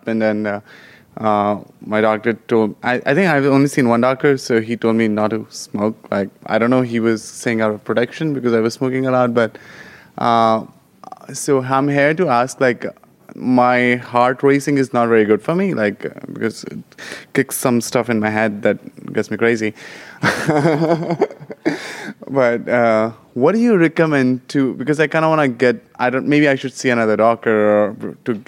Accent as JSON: {"language": "English", "town": "New York City", "region": "New York", "country": "United States", "said": "I am from New York City"}